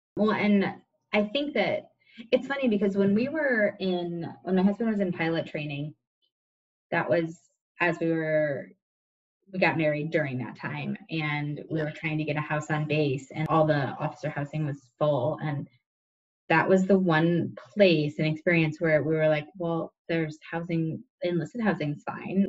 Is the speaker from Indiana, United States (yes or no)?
yes; Indiana, United States; I grew up in Indiana